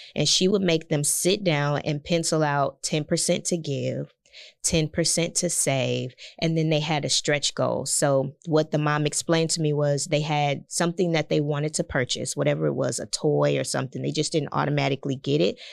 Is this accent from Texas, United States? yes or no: yes; Galveston, Texas, United States; also born or lived in Houston; born and raised in Galveston Island. So, uh, very close to Houston